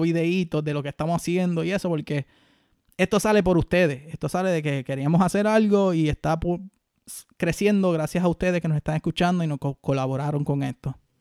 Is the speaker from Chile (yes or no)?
no; Puerto Rico; los boricuas nosotros